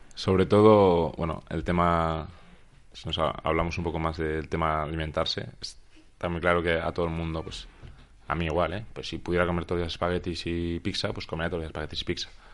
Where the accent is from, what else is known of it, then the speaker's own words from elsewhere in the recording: Huesca, Aragon, Spain; moved away as an adult; also born or lived in Granada / Alicante; yo soy de Huesca y jugaba pues, en el equipo de, mi ciudad